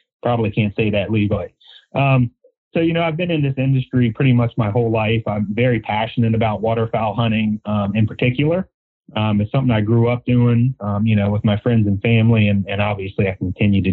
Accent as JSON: {"language": "English", "region": "Maryland", "country": "United States", "tie": "born or raised there", "said": "Here in Maryland, born and raised on the Chesapeake Bay and tributaries"}